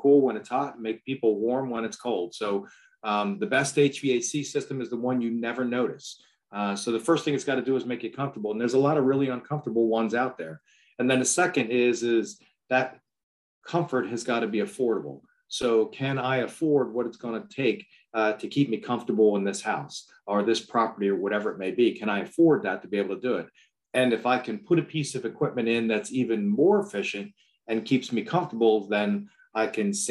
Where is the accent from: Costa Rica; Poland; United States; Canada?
United States; outside of Philadelphia, Pennsylvania; I grew up outside of Philadelphia, went to a school in Pennsylvania called Millersville University, met a pretty girl there, never left the area